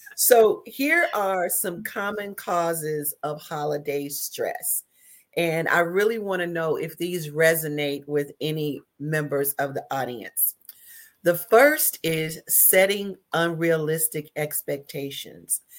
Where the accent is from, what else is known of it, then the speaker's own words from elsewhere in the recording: the South, United States; now in Dayton, United States; I'm from the South